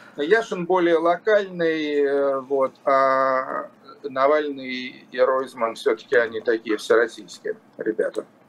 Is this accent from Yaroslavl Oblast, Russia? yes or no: yes; Yaroslavl, Yaroslavl Oblast, Russia; Ярославль – это мой родной город